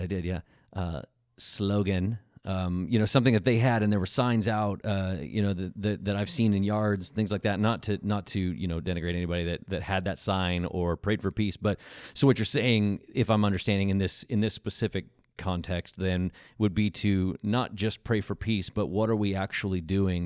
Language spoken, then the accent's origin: English; Tornado Alley, United States; moved away as an adult; now in California, United States; I grew up in Tornado Alley